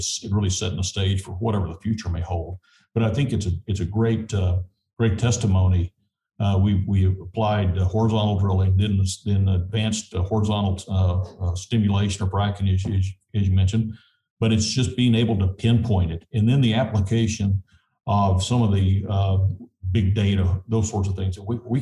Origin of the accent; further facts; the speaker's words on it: southeast New Mexico, United States; I spent most of my childhood in southeast New Mexico